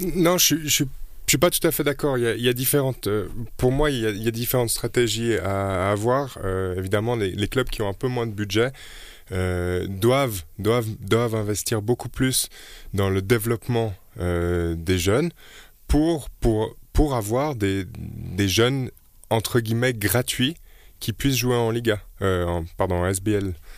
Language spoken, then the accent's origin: French; Switzerland; on est suisse